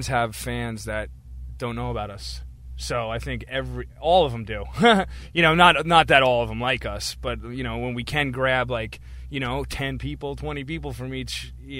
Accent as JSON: {"language": "English", "town": "Mattituck", "region": "New York", "country": "United States", "tie": "born or raised there", "said": "I am from Matituck, Long Island, which is... way out on the east end of Long Island"}